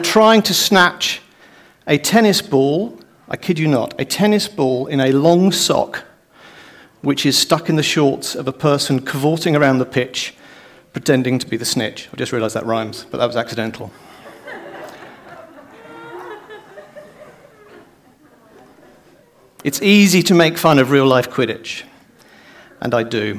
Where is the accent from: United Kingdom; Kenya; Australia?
United Kingdom; also born or lived in Ireland; as a Brit, actually, according to my passport now, an Irishman